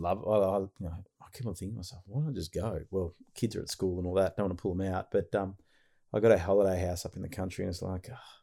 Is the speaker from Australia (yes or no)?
yes; Frankston, Victoria, Australia; I was born in Frankston.